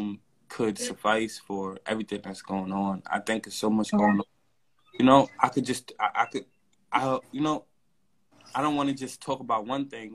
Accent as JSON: {"language": "English", "town": "New York City", "region": "New York", "country": "United States", "said": "I'm from Brownsville"}